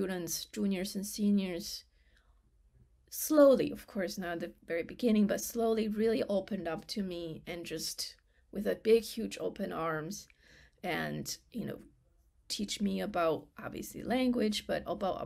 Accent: China; English is a second language; moved away; I was the only Chinese from the mainland China during that year

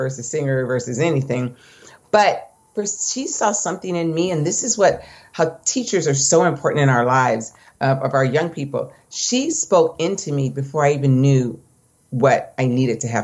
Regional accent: Orange County, California, United States; I grew up in Orange County

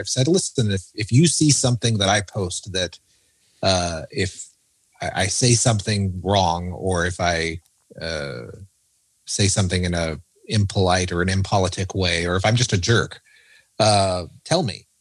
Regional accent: United States; As an American

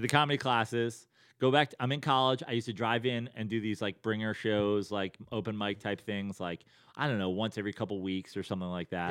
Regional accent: Westchester, New York, United States; moved away as an adult; also born or lived in Bethlehem, Pennsylvania / Venice, Los Angeles; now in Los Angeles, United States; born and raised in New York, born in the city, raised in Westchester

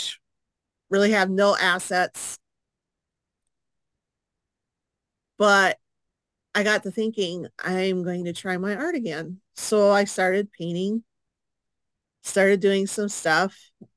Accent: International Falls, Minnesota, United States; moved away as an adult; also born or lived in Bemidji area, Minnesota; I am originally from International Falls, and I moved down here with my son and my mom to live with my sister

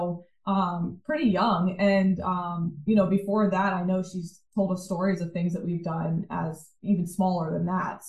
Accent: Virginia, United States; we grew up in Virginia

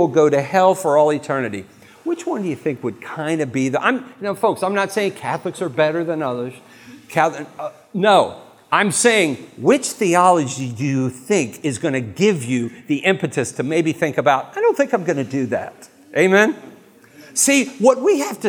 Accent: United States; I'm an American.

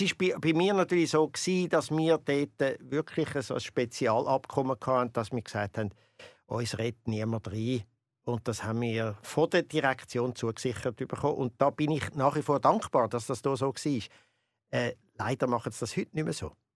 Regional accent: Winterthur, Zurich, Switzerland; Ich komme ja aus Oberwinterthur

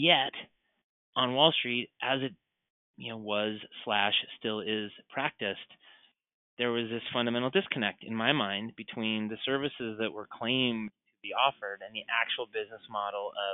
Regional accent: Colorado, United States; I was raised in Colorado

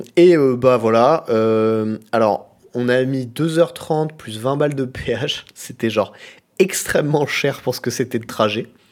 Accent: Chambray-lès-Tours, Centre-Val de Loire, France; moved away; also born or lived in Nantes; Je suis né à Chambray-les-Tours. Je suis donc tourangeau de naissance

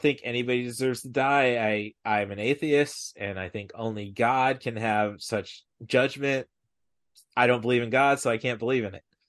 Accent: Peoria, Illinois, United States; I'm from Peoria, the biggest market for Bob and Tom

